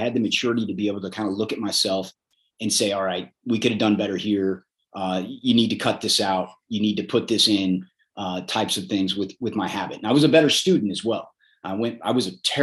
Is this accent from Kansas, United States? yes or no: yes; Southeast Kansas, United States; moved away; growing up in Southeast Kansas